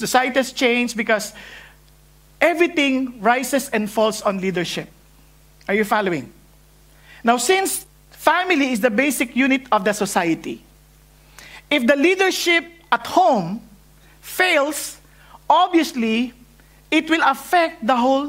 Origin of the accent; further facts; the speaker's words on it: northern Philippines, Philippines; moved away; Coming from the Philippines, especially from the north, the way we speak English is very hard